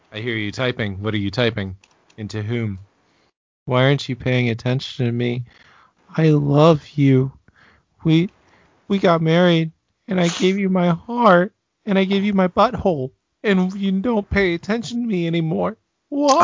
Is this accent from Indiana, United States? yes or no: yes; Indianapolis, Indiana, United States; now in Cincinnati, United States; I grew up in Indy too